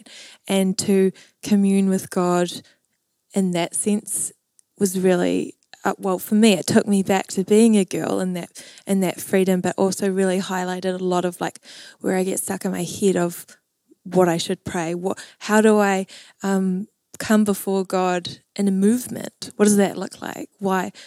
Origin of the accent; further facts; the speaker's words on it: Waiheke Island, Auckland, New Zealand; I grew up on Waihi Island